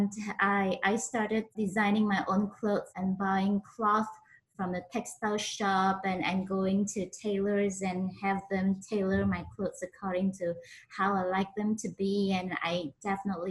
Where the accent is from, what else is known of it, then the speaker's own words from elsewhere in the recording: Penang, Malaysia; moved away as an adult; also born or lived in Oxford, United Kingdom / Sweden; I was born in Penang, Malaysia.